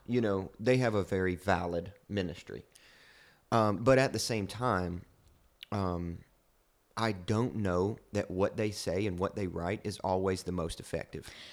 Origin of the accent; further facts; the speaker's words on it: Kentucky, United States; I'm from Kentucky, from the sticks